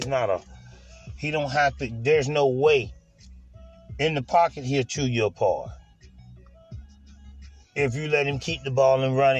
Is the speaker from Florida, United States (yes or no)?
yes; Tampa, Florida, United States; I'm from Tampa Bay, so I like the Buccaneers.